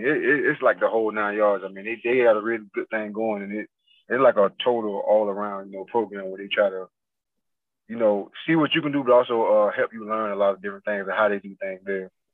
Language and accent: English; Fort Pierce, Florida, United States; also born or lived in Port Saint Lucie; now in Mississippi, United States; I'm from Fort Pierce